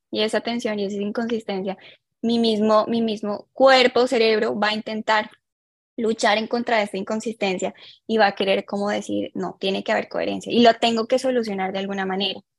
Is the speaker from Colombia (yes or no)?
yes; Colombia; also born or lived in Ecuador; now in Sweden; soy colombiana, de hecho nací en Ecuador, pero mi sangre es colombiana.